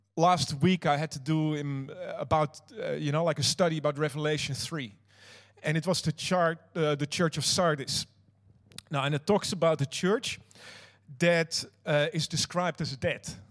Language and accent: English; Netherlands; now in New Zealand; I'm not Kiwi you might have noticed that. I actually am uh, Dutch. I'm from another country